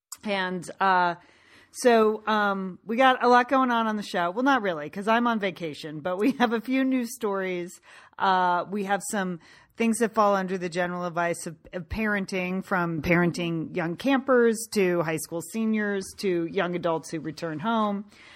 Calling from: Bend, Oregon, United States; and today I am ringing in from Bend, Oregon

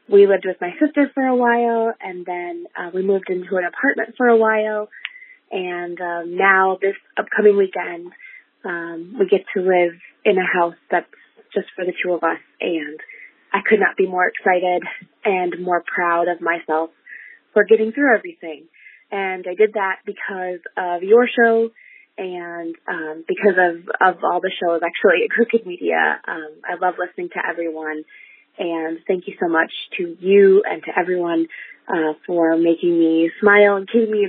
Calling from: Lansing, Michigan, United States; I am from Lansing, Michigan

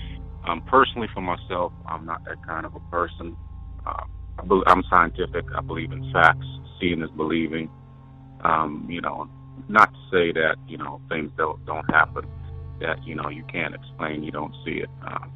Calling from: Wyoming, United States; I'm calling from Wyoming.

